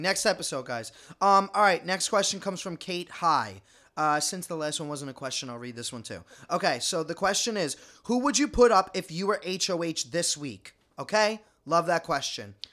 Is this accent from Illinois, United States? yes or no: no; New York City, New York, United States; We're just Italian from Staten Island